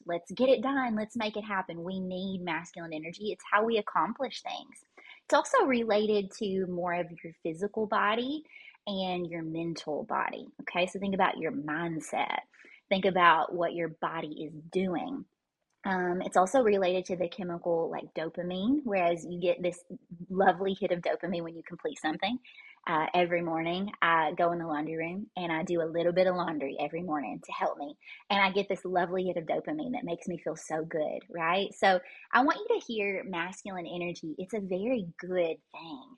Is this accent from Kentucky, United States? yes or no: yes; Kentucky, United States; I was born and raised here in Kentucky